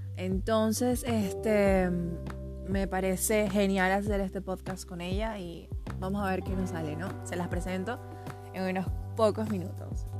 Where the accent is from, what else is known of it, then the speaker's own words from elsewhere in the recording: Venezuela; now in Chile; Yo estoy ubicada en Chile, pero soy venezolana